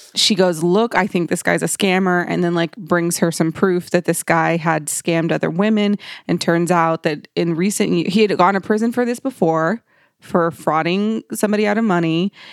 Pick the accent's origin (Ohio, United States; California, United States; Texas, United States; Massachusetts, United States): Texas, United States; Dallas; I'm originally from South Dallas